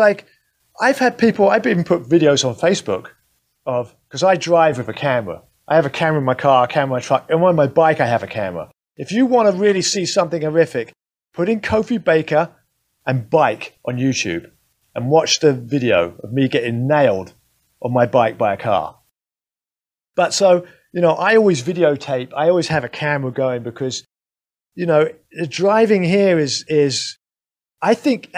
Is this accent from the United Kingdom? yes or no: yes; London, United Kingdom; now in United States; I grew up in London